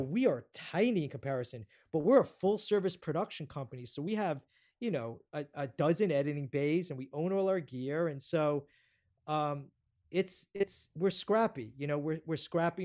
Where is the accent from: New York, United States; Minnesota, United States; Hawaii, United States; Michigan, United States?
New York, United States; I'm a New Yorker